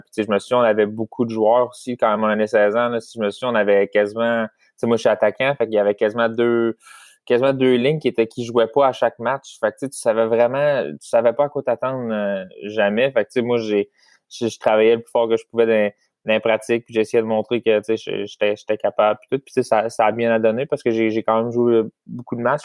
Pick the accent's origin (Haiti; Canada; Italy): Canada; Saint-Louis-de-France, Quebec; je viens de Saint-Louis de France, c'est vraiment proche de Shawinigan